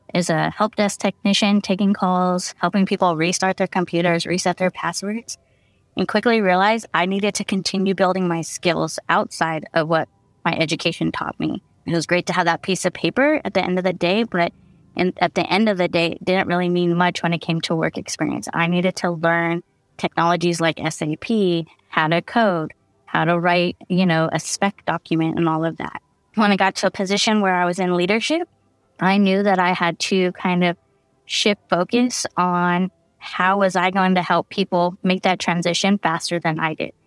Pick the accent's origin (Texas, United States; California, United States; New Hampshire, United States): California, United States; San Diego; moved away as an adult; also born or lived in Central Valley, California; now in Modesto, United States; I used to call San Diego my hometown